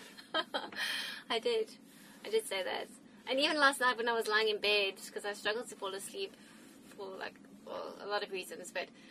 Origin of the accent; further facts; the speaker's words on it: South Africa; moved away; I just remember like growing up in South Africa